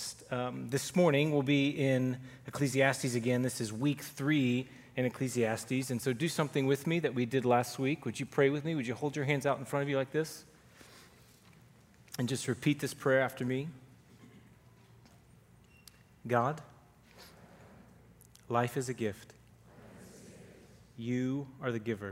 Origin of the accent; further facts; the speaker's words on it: Duncanville, Texas, United States; also born or lived in Fairfield, Texas; The summer before my eighth grade year, we moved from Duncanville, which is up here in the DFW area, to a small country town 90 miles south of Dallas called Fairfield